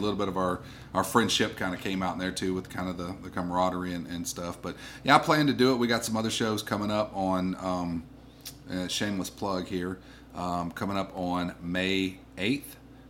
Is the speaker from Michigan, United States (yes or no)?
no; Columbus, Mississippi, United States; I grew up in Columbus, so it was a very boring, nothing ever going on town.